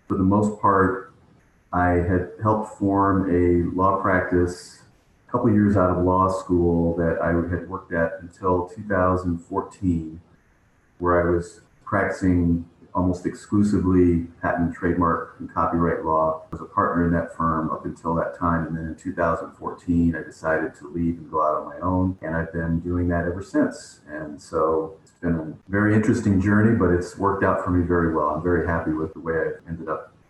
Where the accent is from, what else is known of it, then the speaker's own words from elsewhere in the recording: Chicago, Illinois, United States; moved away as an adult; now in Arizona, United States; I was born and raised in Chicago